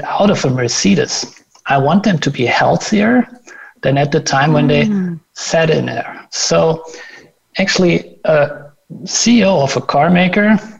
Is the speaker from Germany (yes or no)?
yes; Germany; another company from my home country